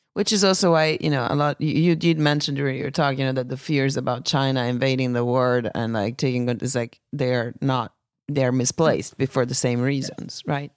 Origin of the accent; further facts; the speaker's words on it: Italy; my home country